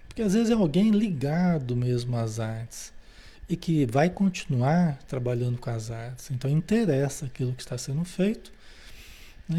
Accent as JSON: {"language": "Portuguese", "country": "Brazil", "said": "se nós nascemos no Brasil"}